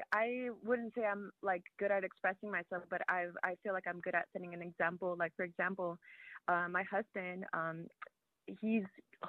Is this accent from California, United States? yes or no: yes; California, United States; now in Virginia, United States; I come from California and the churches out there, I don't know if you ever heard of Friends Church